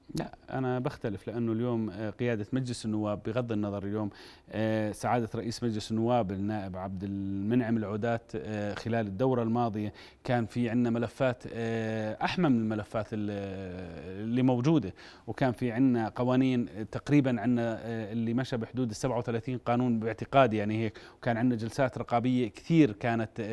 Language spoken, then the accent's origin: Arabic; Jordan; عندنا بالأردن